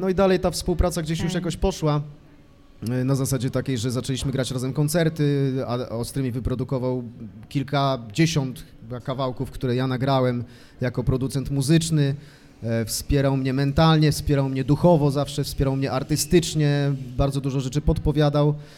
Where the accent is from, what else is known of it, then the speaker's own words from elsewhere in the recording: Brzeziny, Łódź Voivodeship, Poland; now in Łódź, Poland; nie mam żadnego problemu z tym, że jestem z Brzezin. Mhm. Tam, y, tam się urodziłem